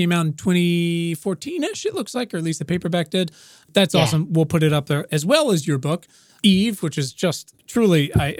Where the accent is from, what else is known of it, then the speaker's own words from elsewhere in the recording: Williamsburg, Virginia, United States; I'm a cis white man, but I, you know, growing up in Virginia, which I love, was complicated even where I am now, which is where I was raised in Williamsburg.